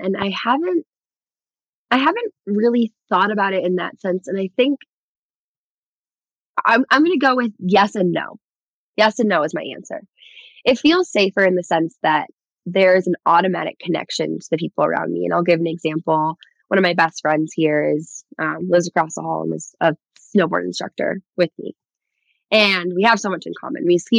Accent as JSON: {"language": "English", "region": "Michigan", "country": "United States", "tie": "born or raised there", "said": "because I grew up skiing in Michigan, I'm just not as good as anyone else here"}